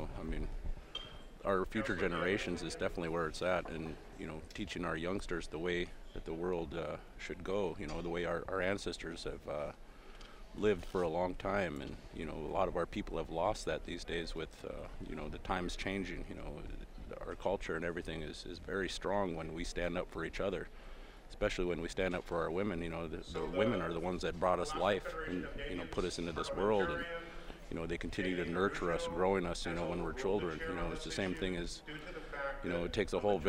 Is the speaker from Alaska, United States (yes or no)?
yes; Anchorage, Alaska, United States; I was born and raised here in Anchorage, Alaska